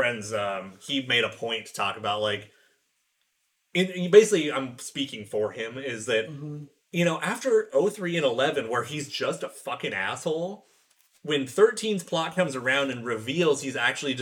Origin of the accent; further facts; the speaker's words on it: United States; I'm an American